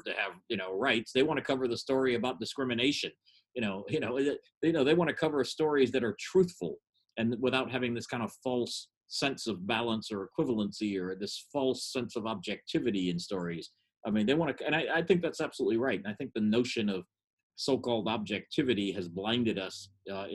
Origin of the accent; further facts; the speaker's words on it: United States; I'm glad I'm from America